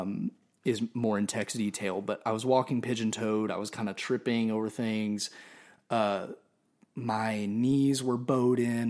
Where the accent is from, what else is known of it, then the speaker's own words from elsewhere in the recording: Nashville, Tennessee, United States; also born or lived in Orlando, Florida; I was born in Orlando, um, but I claim Nashville because we moved back